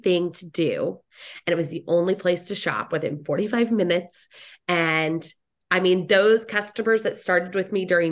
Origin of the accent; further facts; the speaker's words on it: Dallas, Texas, United States; I'm a DFW girl, born and raised in Dallas, Fort